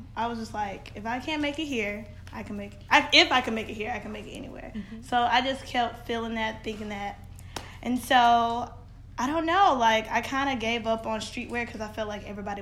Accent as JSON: {"language": "English", "town": "Birmingham", "region": "Alabama", "country": "United States", "also_born_or_lived": "New York", "moved": "as an adult", "said": "I'm from Birmingham, Alabama. So literally, it was just like a cookie cutter like world"}